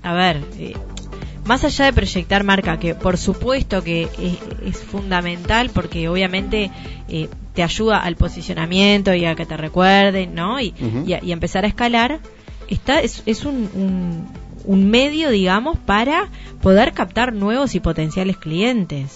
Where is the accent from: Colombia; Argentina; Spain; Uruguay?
Uruguay; Yo, por ejemplo, tengo doble nacionalidad, soy uruguaya y soy italiana.